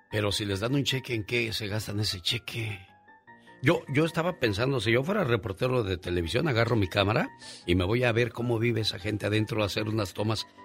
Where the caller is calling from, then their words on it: San Luis Obispo, California, United States; Soy … de San Luis Obispo. Vine aquí a la ciudad de Santa Bárbara a verlos al zoológico.